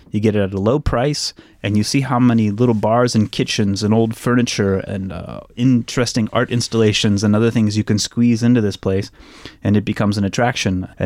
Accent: Missouri, United States; I'm from Missouri

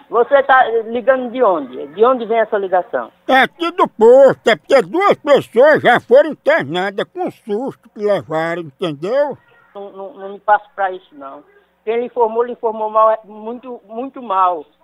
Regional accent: São Gonzaga, Maranhão, Brazil; Sou de São Gonzaga do Maranhão.

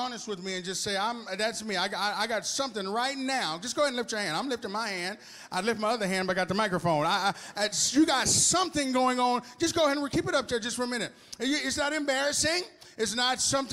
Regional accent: Arkansas, United States; moved away as an adult; also born or lived in Houston, Texas; now in Texas, United States; I was born in Houston, Texas, but I was raised in Arkansas.

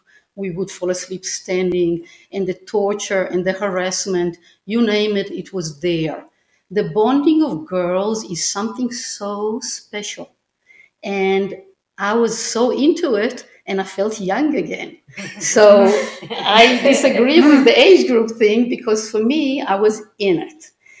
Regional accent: Israel; moved away; I have a little bit of a different take here being Israeli. I grew up in Israel and I served in the Israeli army as well as was an officer in the Israeli Air Force

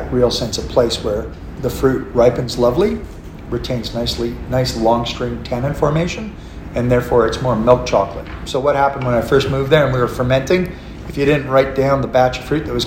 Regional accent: McLaren Vale, South Australia, Australia; I'm from McLaren Vale

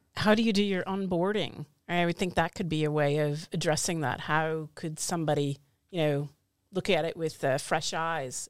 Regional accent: United States; now in Oslo, Norway; I'm an American living in Oslo

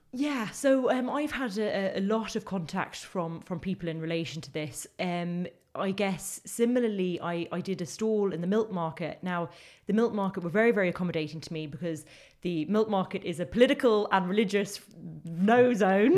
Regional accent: London, United Kingdom; now in Limerick, Ireland; as people can probably tell by my accent, that's where I grew, it's not a thick Limerick accent. I, I grew up in Crookerwood in, in northwest London.

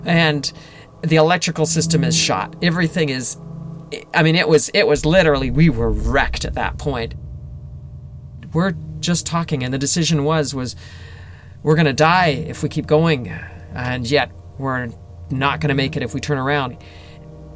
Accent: Victoria, British Columbia, Canada; We can see the lights of Victoria. They're all spread out. I mean, that's it. That's my hometown.

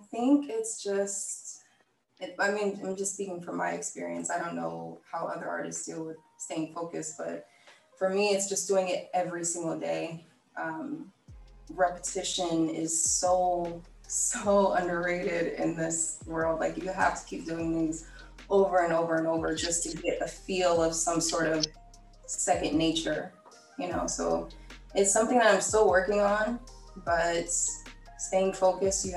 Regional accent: Tampa, Florida, United States; now in Los Angeles, United States; I'm from Tampa, Florida

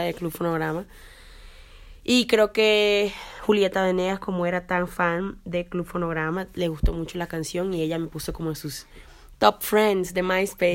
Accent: Colombia; moved away as an adult; now in Canada; Soy colombiana, pero no vivo en Sudamérica.

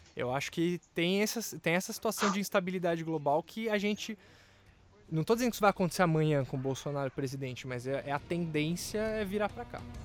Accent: Brazil; eu me vejo enquanto brasileiro

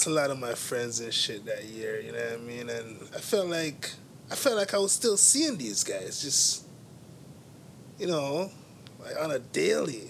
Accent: Toronto, Ontario, Canada; I grew up on Western Road in Eglinton

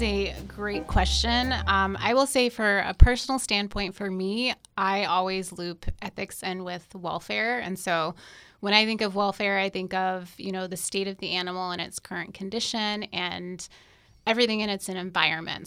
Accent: North Carolina, United States; moved away as an adult; also born or lived in Alabama / Houston, Texas; now in Florida, United States; I am originally from North Carolina.

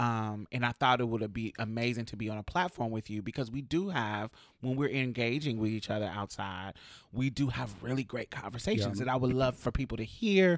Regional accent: Alabama, United States; So we come from Alabama. I'm from up north, with roots in Mississippi.

